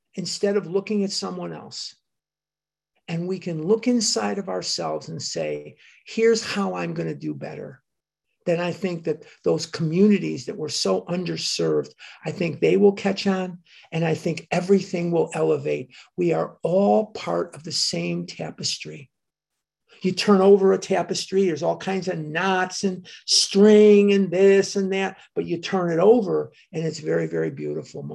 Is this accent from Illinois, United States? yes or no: yes; Chicago, Illinois, United States; moved away; also born or lived in Oregon; I'm from Devon Avenue in Chicago